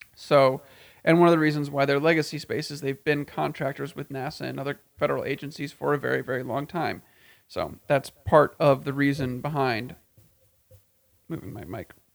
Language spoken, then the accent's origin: English; Texas, United States; in my home state of Texas, in central Texas